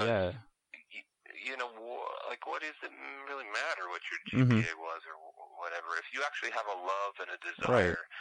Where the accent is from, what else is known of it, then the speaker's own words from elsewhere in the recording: outside of Chicago, Illinois, United States; moved away; I grew up outside of Chicago. Most of my family's still there.